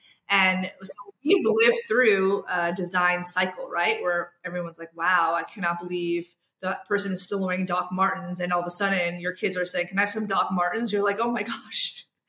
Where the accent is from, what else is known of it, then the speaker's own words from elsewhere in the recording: New York, United States; I always used to think they were so exotic, right? Just because I'm from New York.